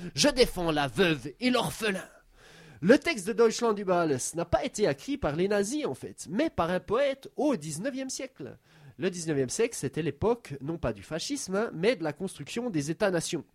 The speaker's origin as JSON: {"language": "French", "region": "Swiss Jura", "country": "Switzerland", "tie": "born or raised there", "first_language": "French", "said": "j'ai grandi dans une région qui, pendant longtemps, faisait partie, était petite part d'une plus grosse région euh, alémanique. Sauf que nous, on parlait français dans notre région, donc dans le Jura suisse"}